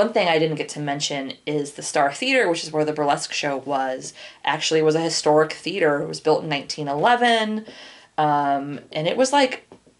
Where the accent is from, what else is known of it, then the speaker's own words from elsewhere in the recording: Portland, Oregon, United States; I'm from Portland